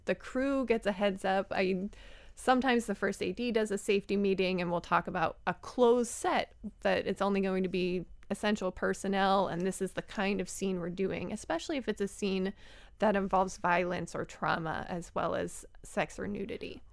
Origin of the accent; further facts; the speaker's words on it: Philadelphia, Pennsylvania, United States; I'm from Philly